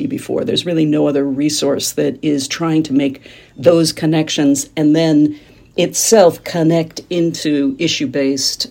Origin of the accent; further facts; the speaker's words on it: Kansas, United States; moved away as an adult; I grew up in Kansas, which is in the middle of the country, smack dab in the middle of the U.S., and went east as soon as it was legal